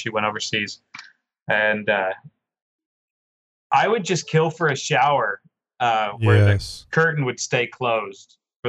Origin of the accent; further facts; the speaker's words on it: Oklahoma, United States; being an Oklahoma born and raised Oklahoman